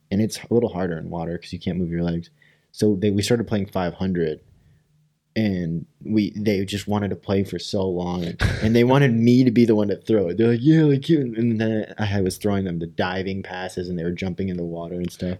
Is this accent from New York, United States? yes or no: no; Rockford, Illinois, United States; we're from Rockford